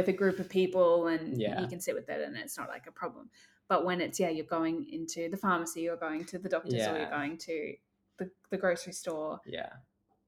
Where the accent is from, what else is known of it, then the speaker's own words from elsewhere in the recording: Cairns, Queensland, Australia; now in Brisbane, Australia; I'm originally from North Queensland in Cairns